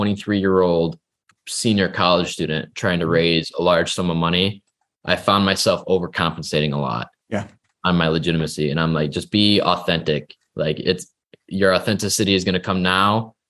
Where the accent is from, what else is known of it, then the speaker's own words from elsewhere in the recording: Millington, Michigan, United States; also born or lived in West Point, New York; So I'm 23. I was born in the Upper Peninsula of Michigan. I grew up and I went to high school around Flint, Michigan, in a really small town called Millington.